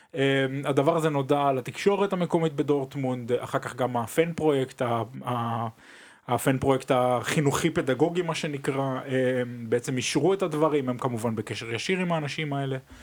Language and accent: Hebrew; Israel; now in Germany; כישראלים, כאנשים שחיים פה אה, בגרמניה כבר כמה שנים וכזרים פה